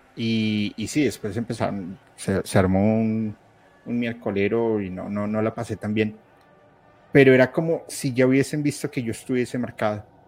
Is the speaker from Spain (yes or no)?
no; Colombia; soy colombiano